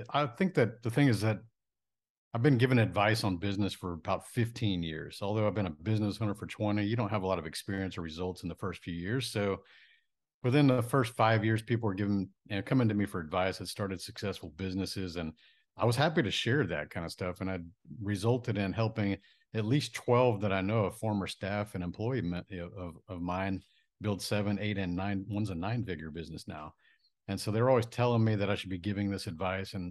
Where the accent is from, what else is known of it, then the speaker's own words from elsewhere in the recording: Japan; born there; So I was born in Japan on a military base.